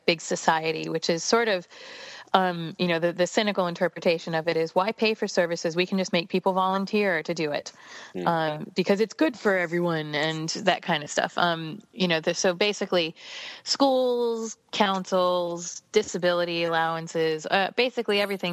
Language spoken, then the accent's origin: English; United States; now in United Kingdom; as an American, I'm a dual citizen now.